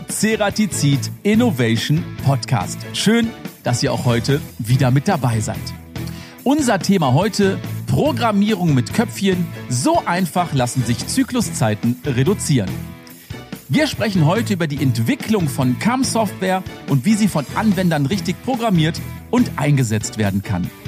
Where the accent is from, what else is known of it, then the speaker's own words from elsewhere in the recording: Rhineland, Germany; Da habe ich natürlich als Rheinländer direkt gedacht, erste Schneeflocke, bin ich raus mit dem Auto